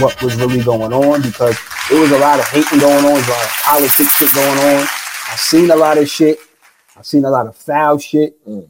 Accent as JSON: {"language": "English", "town": "New York City", "region": "New York", "country": "United States", "said": "I'm from Southside, Jamaica."}